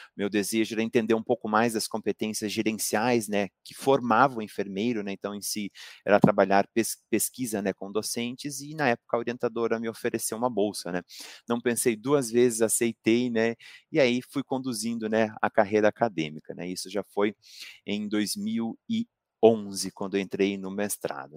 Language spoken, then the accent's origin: Portuguese; Pato Branco, Paraná, Brazil; eu não sou natural de Curitiba, sou natural de Pato Branco, né? Interior do Paraná